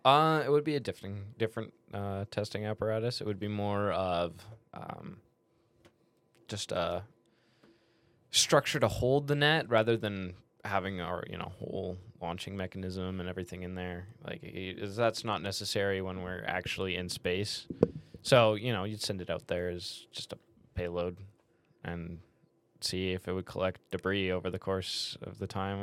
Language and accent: English; Canada; I'm Canadian.